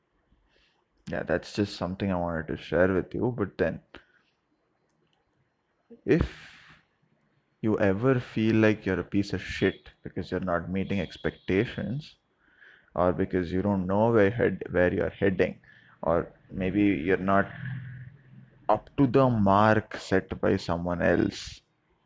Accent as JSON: {"language": "English", "region": "South India", "country": "India", "tie": "born or raised there", "said": "Middle class South Indian household"}